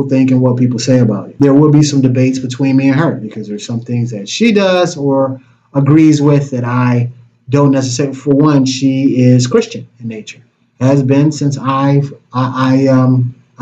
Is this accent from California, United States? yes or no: no; Detroit, Michigan, United States; I'm from Detroit.